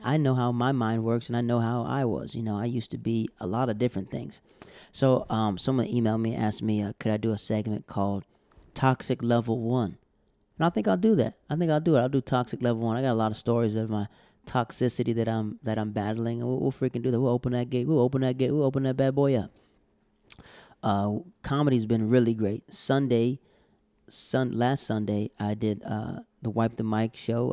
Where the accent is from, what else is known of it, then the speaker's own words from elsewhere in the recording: Florida, United States; We're from Florida